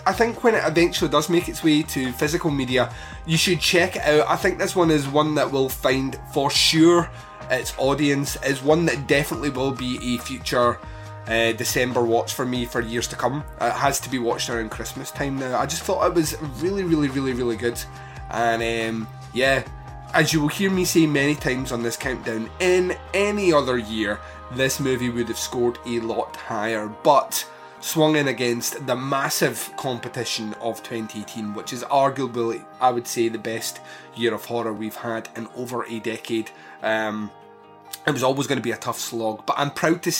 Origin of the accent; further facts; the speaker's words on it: Scotland, United Kingdom; my home country